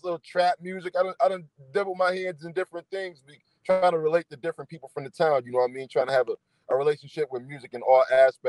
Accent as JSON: {"language": "English", "town": "Niagara Falls", "region": "New York", "country": "United States", "tie": "born or raised there", "said": "I'm from Niagara Falls, New York, on the American side. A lot of people will get me confused with being from Niagara Falls, Canada. And I'm from Niagara Falls, New York, man, 14th and North."}